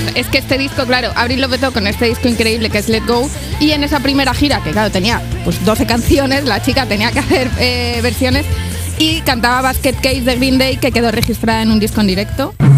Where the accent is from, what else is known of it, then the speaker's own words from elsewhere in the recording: Zamora, Castile and León, Spain; soy de Zamora